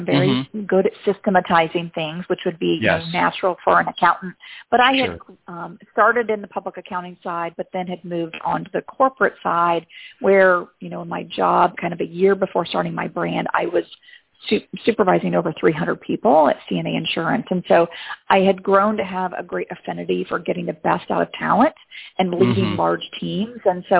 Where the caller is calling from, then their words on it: Chicago, Illinois, United States; Chicagoland area, where we are co-located in Chicago